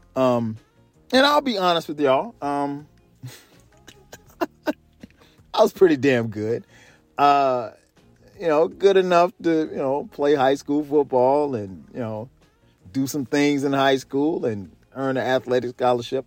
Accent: South Carolina, United States; moved away; I grew up in South Carolina, so our falls are beautiful

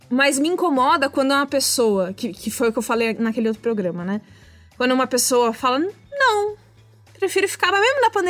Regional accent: São Paulo, Brazil; eu cresci em São Paulo dentro de um apartamento.

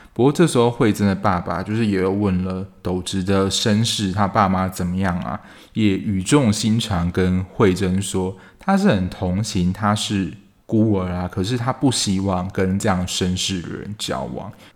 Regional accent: southern Taiwan, Taiwan; 因为我是南部人

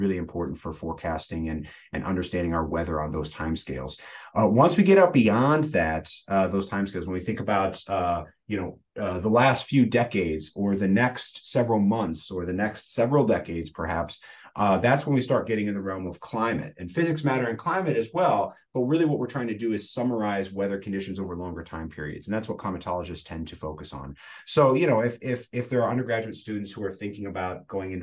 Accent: Central Illinois, United States; I'm from Illinois originally, from Central Illinois

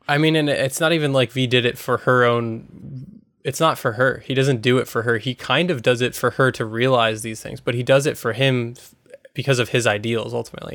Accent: United States; as an American

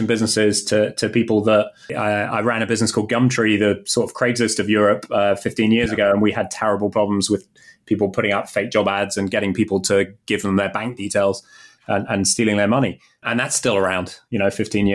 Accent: United Kingdom; moved away as an adult; now in Chicago, United States

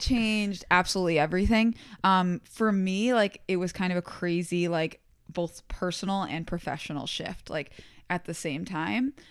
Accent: Albany, New York, United States; I went to community college, um, in my hometown around, like, the Albany, New York area

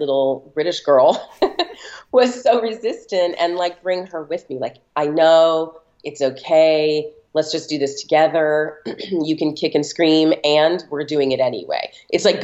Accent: Los Angeles, California, United States; I'm born and raised in Los Angeles

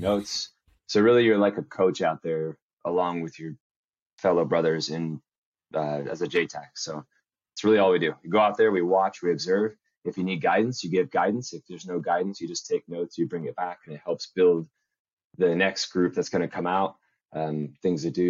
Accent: California, United States; moved away as an adult; I'm from California, originally born and raised

